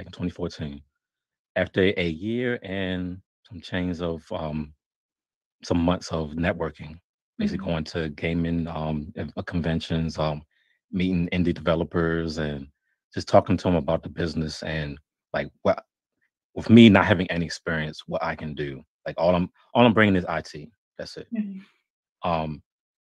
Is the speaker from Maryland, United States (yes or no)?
yes; hometown where Firaxis is, Maryland, United States; here in my hometown